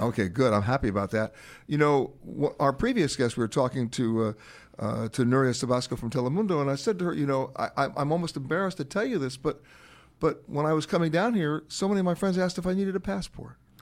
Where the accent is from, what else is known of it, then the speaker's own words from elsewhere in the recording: New York, United States; I grew up in Manhattan, in Harlem